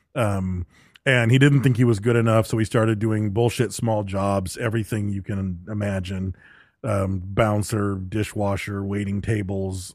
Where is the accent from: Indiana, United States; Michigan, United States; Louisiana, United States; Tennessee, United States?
Michigan, United States; growing up in Michigan